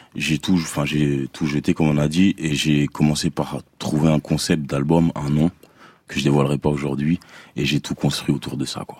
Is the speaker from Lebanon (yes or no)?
no; DR Congo; je suis congolais